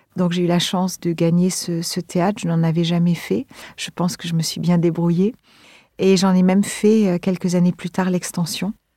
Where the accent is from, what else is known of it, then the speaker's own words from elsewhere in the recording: Montpellier, Occitania, France; also born or lived in Marseille; Plus tard, j'ai grandi à Montpellier, donc toujours euh, près de la Méditerranée